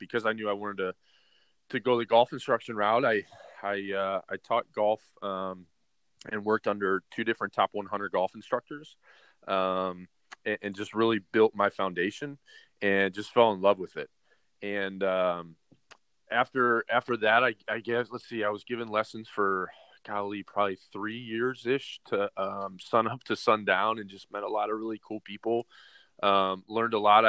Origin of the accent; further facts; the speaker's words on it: Cleveland, Ohio, United States; moved away as an adult; also born or lived in Michigan / Tucson, Arizona; now in Oregon, United States; I'm originally from the Midwest. I'm Cleveland, Ohio guy. And so I played a lot of sports growing up.